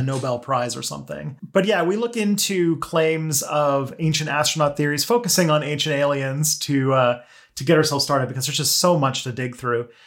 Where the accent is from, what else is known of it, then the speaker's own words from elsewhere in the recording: Canada; I am a Canadian